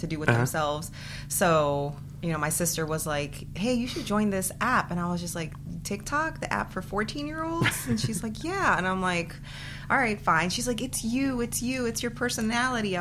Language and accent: English; Pikesville, Maryland, United States; first language Spanish; English is a second language; also born or lived in Guatemala (ancestry); I actually went to elementary school in Pikesville